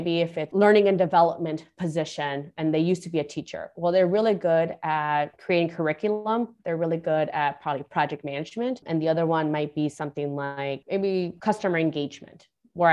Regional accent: Guatemala; born there; I was born in Guatemala and I came here. So I'm the first one in my family to graduate, you know, pretty much grammar school, let alone high school or bachelor's degree or getting a master's degree.

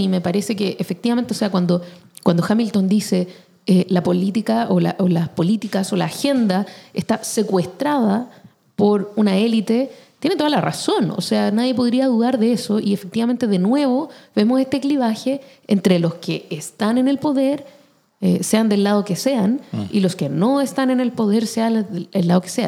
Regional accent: Chile; como chilenos

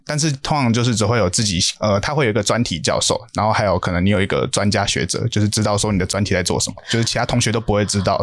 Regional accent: New Taipei, Taiwan; also born or lived in Tainan; 我是新北人

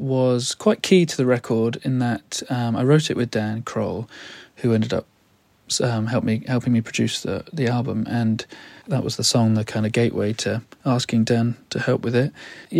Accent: United Kingdom; now in United States; living in America as a Brit

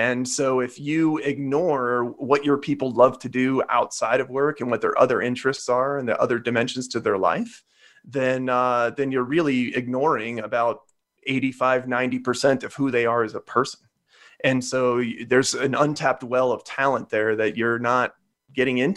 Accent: Midwest, United States; I'm from the Midwest

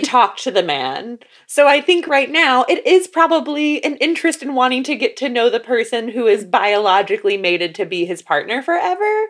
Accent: Florida, United States; growing up in Florida

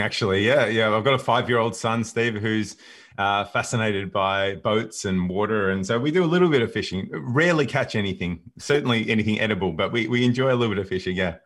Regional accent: Melbourne, Victoria, Australia; I'm born and raised in Melbourne

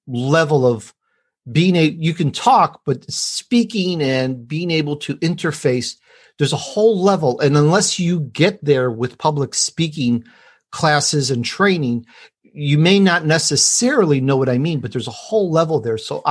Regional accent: Chicago, Illinois, United States; accent: Chicago; also born or lived in Sicily, Italy; I was born in Sicily, and I grew up in Chicago

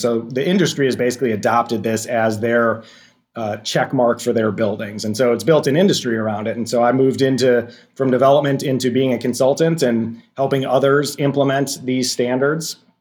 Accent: Racine, Wisconsin, United States; I'm from Racine, Wisconsin, which is on the southeast side

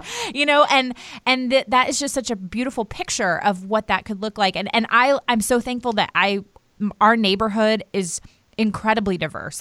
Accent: outside Washington D.C., Maryland, United States; now in North Carolina, United States; I grew up right outside of Washington D.C.

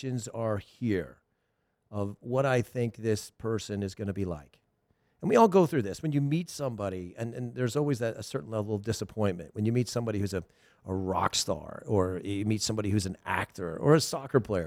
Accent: Thousand Oaks, California, United States; I'm from Westlake Village and Thousand Oaks

